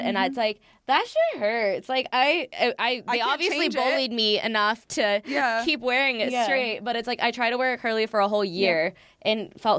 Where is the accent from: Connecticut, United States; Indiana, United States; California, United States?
California, United States; Manhattan Beach; also born or lived in San Diego; I grew up in Manhattan Beach.